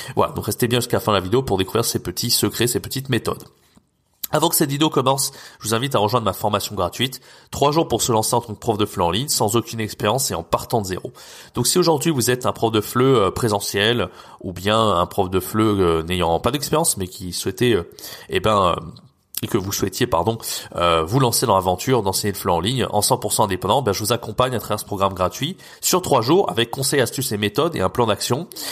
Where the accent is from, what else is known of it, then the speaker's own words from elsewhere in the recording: France; nous en tant que Français, on a un accent très fort